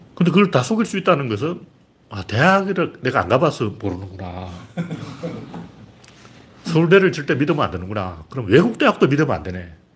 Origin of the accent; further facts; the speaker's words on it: South Korea; 우리 한국인은